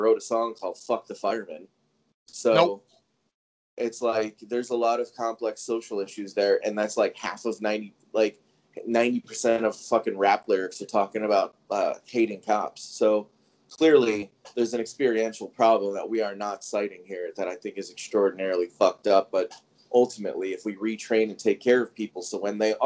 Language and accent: English; Chicago, Illinois, United States; I am from the south side of Chicago, 7 blocks from the White Sox, like the part of Chicago.